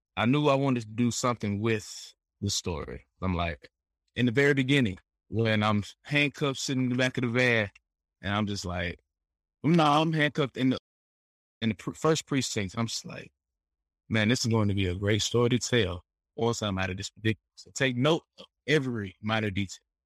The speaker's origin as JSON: {"language": "English", "country": "United States", "said": "we American, so we from America."}